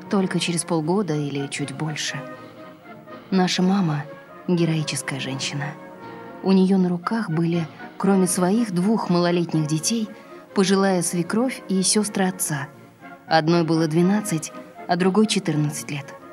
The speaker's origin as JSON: {"language": "Russian", "region": "Saint Petersburg", "country": "Russia", "tie": "born or raised there", "said": "Я родилась в Ленинграде. Родители мои тоже родились в Ленинграде. Потомственная ленинградка, так сказать."}